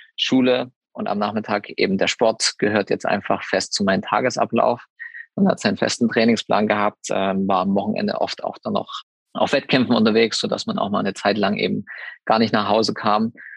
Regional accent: Saxony, Germany; in meiner Heimat, also Klingenthal ist jetzt ja Sachsen, dementsprechend hat man da nochmal irgendwo ein bisschen mehr Heimatgefühle

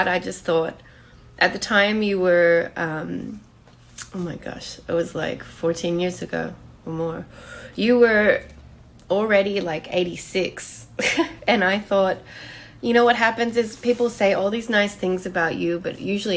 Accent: Australia; I'm Australian

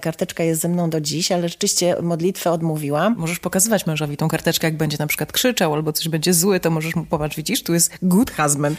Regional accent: Warsaw, Masovian Voivodeship, Poland; also born or lived in Italy / Israel; Polka z Warszawy

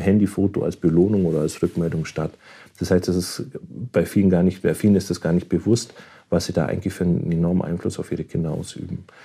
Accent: Germany; Bei uns in Deutschland

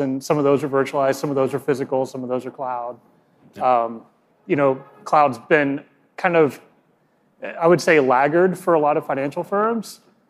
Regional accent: Texas, United States; I'm from Texas.

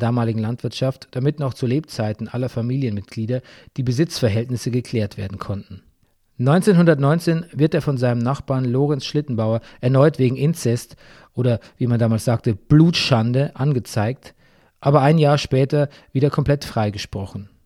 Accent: Bavaria, Germany; mitten in meiner Heimat Bayern

